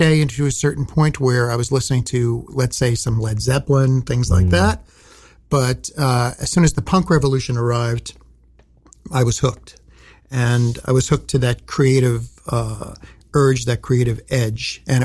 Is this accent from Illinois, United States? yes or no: no; New York City, New York, United States; also born or lived in Long Island, New York; I grew up in Brooklyn, but I lived on Long Island during my high school years